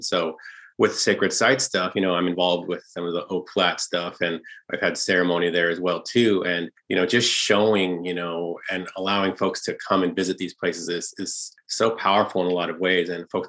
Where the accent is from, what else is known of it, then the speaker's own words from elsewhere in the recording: United States; with us as Apache people and dead people